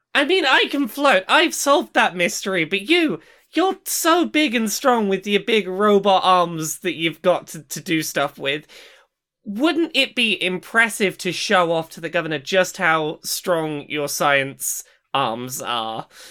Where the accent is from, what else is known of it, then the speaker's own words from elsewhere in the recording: United Kingdom; I'm British.